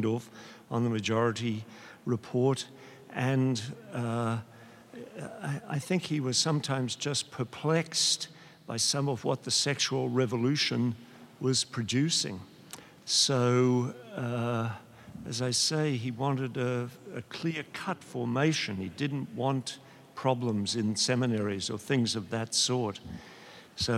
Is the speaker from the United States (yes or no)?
no; Australia; moved away; I'm an Australian